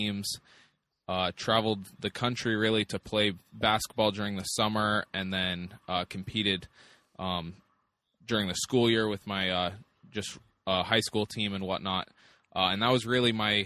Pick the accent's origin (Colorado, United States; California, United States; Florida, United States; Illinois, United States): Colorado, United States; Longmont; also born or lived in Texas; I'm from just north of Boulder, Colorado. It's Longmont is the town, and that's where I grew up. I was actually born in Texas, but moved to Longmont when I was pretty young.